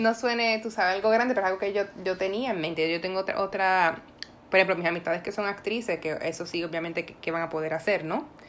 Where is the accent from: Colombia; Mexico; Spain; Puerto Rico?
Puerto Rico; yo, por ejemplo, como puertorriqueña